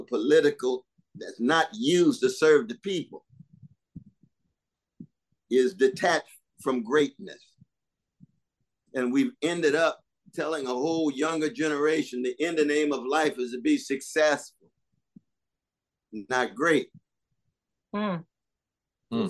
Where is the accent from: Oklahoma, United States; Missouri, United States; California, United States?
Oklahoma, United States; Tulsa; I was born in Tulsa, Oklahoma